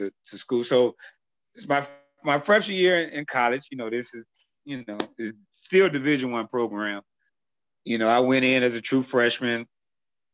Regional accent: Chicago, Illinois, United States; I was born and raised in Chicago all my life there

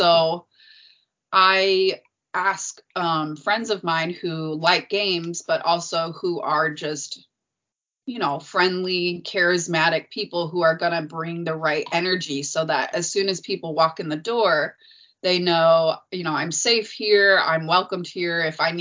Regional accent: Chicago, Illinois, United States; moved away as an adult; also born or lived in North Carolina / Texas / Houston, Texas; now in Shanghai, China; I grew up on the South Side

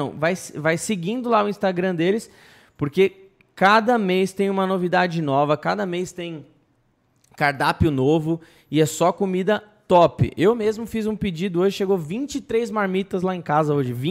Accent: Ceará, Brazil; Eu sou do Ceará.

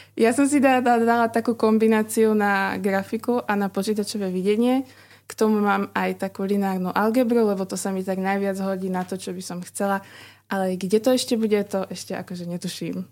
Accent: Orava, Žilina Region, Slovakia; moved away as an adult; now in Bratislava, Slovakia; som z Oravy

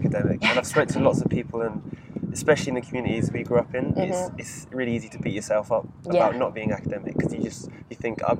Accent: Oxford, South East England, United Kingdom; I'm from Blackburn Leeds

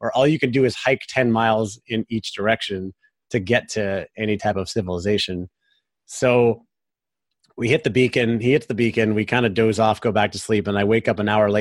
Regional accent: Florida, United States; I said, Florida. Like, we're both from sea level

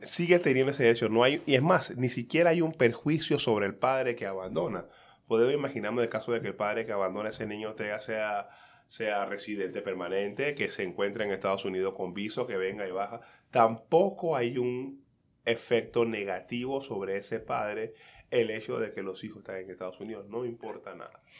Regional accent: Colón, Panama; now in United States; mi infancia en Calle 7, en Colón

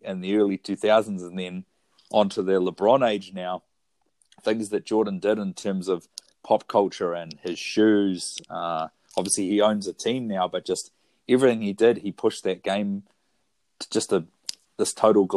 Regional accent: Foxton, Wellington, New Zealand; also born or lived in Wairarapa; now in Wellington, New Zealand; I'm from the Kapiti Coast. I grew up in the big town of Foxton

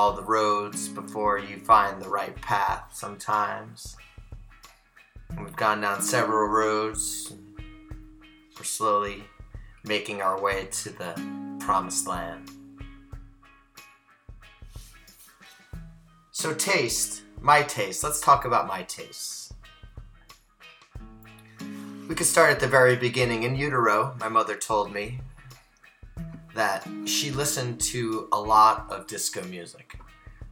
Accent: United States; I grew up in the New York, New Jersey area

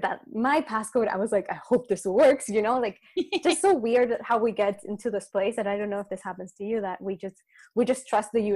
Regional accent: Chile; in Chile, cause I'm from Chile.

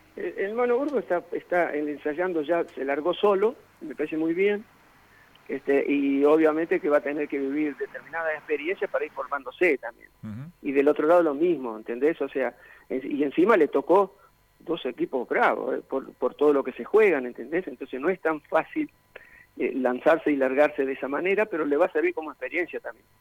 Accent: Corral de Bustos, Córdoba, Argentina; yo soy de Corral de Gusto

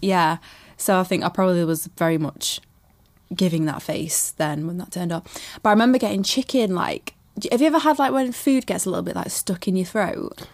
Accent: Manchester, North West England, United Kingdom; I was born in Manchester

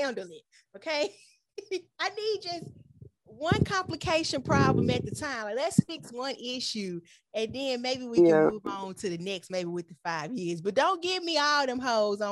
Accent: United States; accent: American; with my American accent

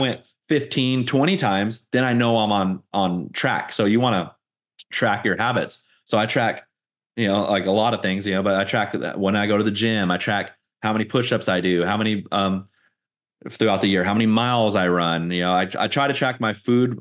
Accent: Fontana, California, United States; moved away as an adult; I moved out of my hometown, Fontana, you know, twenty eighteen

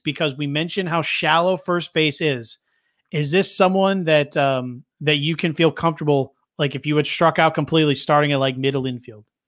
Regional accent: Philadelphia, Pennsylvania, United States; I grew up here around Philadelphia.

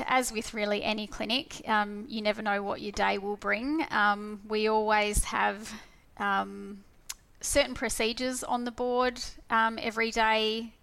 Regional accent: Perth, Western Australia, Australia; So I was born in Perth, so I've been here all my life. And I've done quite a bit of travelling, but my whole upbringing and career has been based here in Perth.

